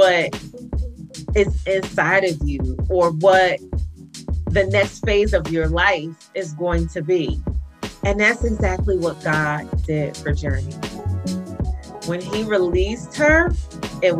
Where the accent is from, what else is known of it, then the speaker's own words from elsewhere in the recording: New Jersey, United States; my hometown, New Jersey